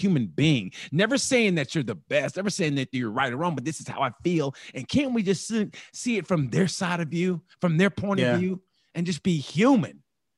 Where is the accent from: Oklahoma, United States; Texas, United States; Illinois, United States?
Oklahoma, United States; And I grew up in Oklahoma and I'm just now finding it. And I had to go, and I'm from Oklahoma.